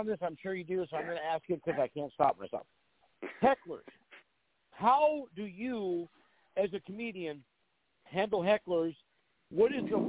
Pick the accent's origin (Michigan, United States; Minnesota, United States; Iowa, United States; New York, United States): Minnesota, United States; Moorhead; around my hometown in Moorhead, Minnesota